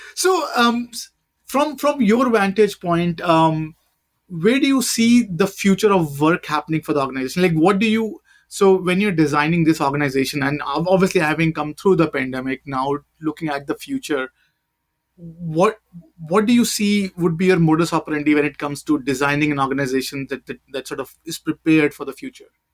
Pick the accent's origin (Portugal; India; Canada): India; now in United States; I'm an Indian